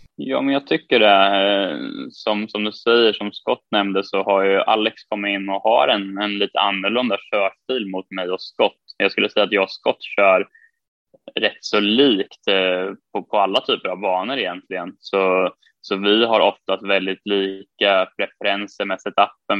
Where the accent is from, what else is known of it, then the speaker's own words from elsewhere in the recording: Sweden; moved away as an adult; hemma i Sverige